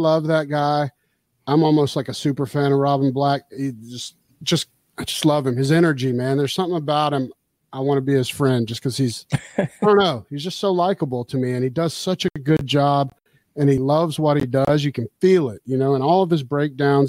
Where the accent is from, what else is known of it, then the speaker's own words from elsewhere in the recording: Atlanta, Georgia, United States; That's my hometown. It's where I'm